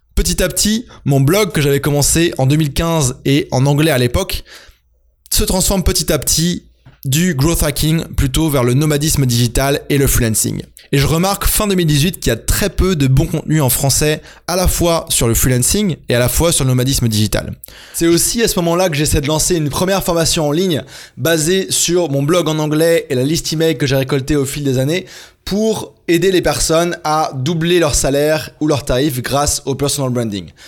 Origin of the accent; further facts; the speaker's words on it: France; also born or lived in Germany / England; je suis né en Allemagne en 1992 de parents français qui étaient expatriés, puis on a habité en Angleterre avant de rentrer en France quand j'avais 4 ans. J'ai fait mon parcours à l'école en France